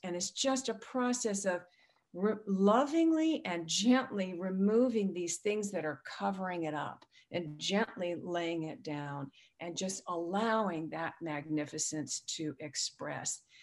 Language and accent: English; San Diego, California, United States; I grew up in San Diego